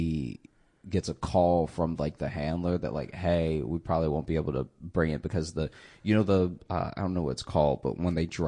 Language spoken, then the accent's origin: English; Alexandria, Louisiana, United States; now in Brooklyn, United States; I grew up in Alexandria, Louisiana